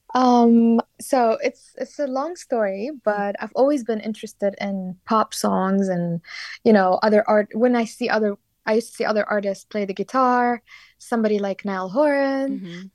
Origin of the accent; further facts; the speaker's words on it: Sulaymaniyah, Kurdistan Region, Iraq; moved away as an adult; now in London, United Kingdom; I was born and raised in a city called Slemani